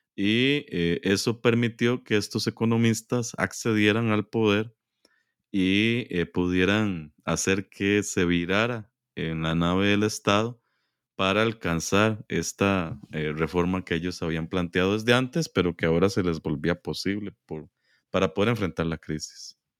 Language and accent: Spanish; San José, Costa Rica; crecí en San José, Costa Rica